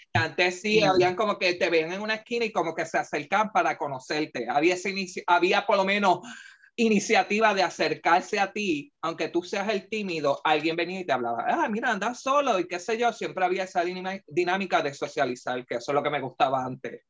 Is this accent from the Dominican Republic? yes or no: no; Puerto Rico; nos describe como puertorriqueños